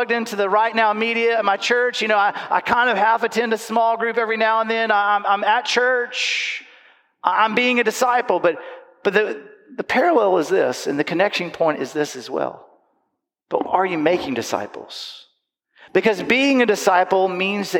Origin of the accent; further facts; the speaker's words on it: Panama City Beach, Florida, United States; I grew up in Panama City Beach, in Panama City Beach, Florida.